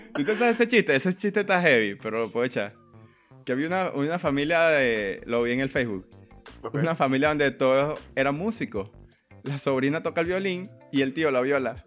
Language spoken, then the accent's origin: Spanish; Coro, Falcón, Venezuela; Yo soy de coro.